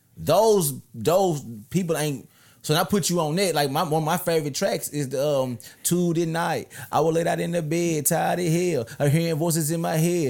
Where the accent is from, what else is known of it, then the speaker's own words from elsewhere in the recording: Memphis, Tennessee, United States; I'm from North Memphis.